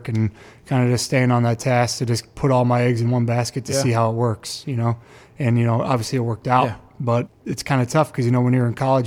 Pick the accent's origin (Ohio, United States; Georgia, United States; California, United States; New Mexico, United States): Ohio, United States; Hudson; I grew up in Hudson. I graduated Hudson in 2009